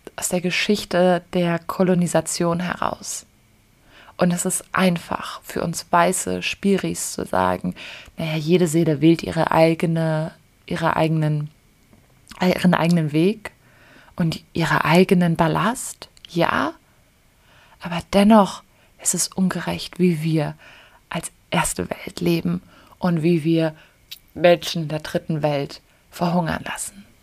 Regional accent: Germany; now in Bali, Indonesia; ich als Deutsche

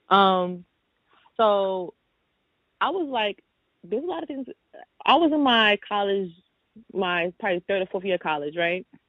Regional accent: New York City, New York, United States; I grew up in New York City, I grew up in Brooklyn all my life.

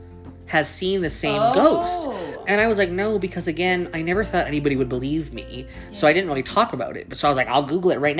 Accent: Delta, British Columbia, Canada; I grew up in Tawasin, which is in Delta in Vancouver

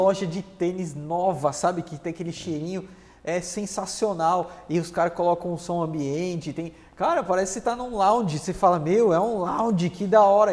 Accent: São Paulo, Brazil; Eu nasci lá em Interlagos.

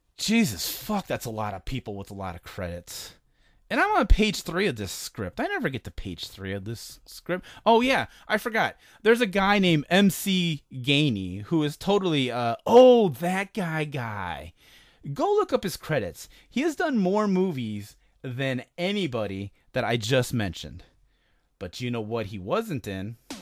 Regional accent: Chicago, Illinois, United States; I'm from Chicago

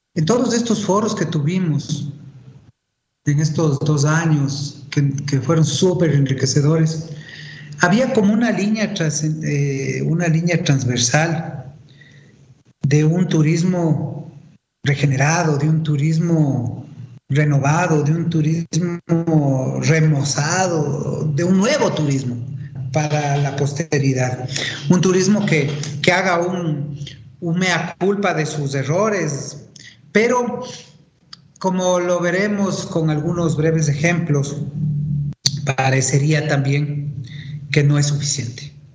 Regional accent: Ecuador

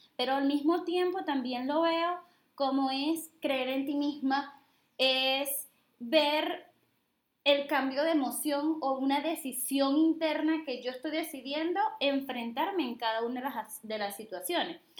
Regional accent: Venezuela; now in Dominican Republic; Soy venezolana, vivo en República Dominicana

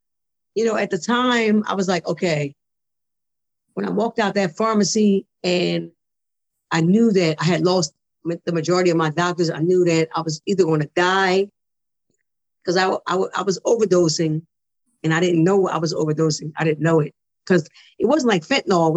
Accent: Philadelphia, Pennsylvania, United States; moved away as an adult; also born or lived in Detroit / Bristol, Pennsylvania; now in New Jersey, United States; I was born in Detroit, grew up in Philadelphia and moved to Bristol, Pennsylvania, then back to Philadelphia. So I'm a PA girl, really a Philly girl, because Philly raised me

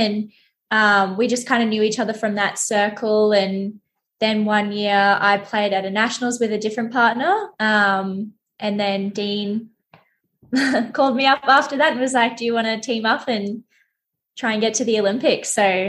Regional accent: Brisbane, Queensland, Australia; also born or lived in Sydney; I was born in Sydney, but I grew up pretty much in Brisbane. So Brisbane, basically.

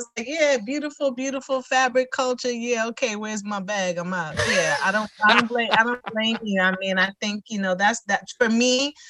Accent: New York, United States; moved away as an adult; also born or lived in Chicago / Maryland; being a New Yorker, originally, my family is Caribbean as well, from origin, Trinidad and Jamaica. So even though that's the background growing up in New York

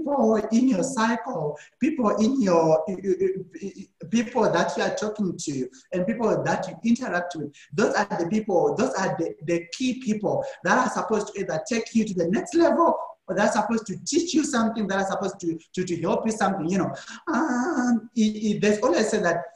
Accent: Zimbabwe; now in South Africa; So originally, I'm from Zimbabwe, but right now I'm staying in South Africa

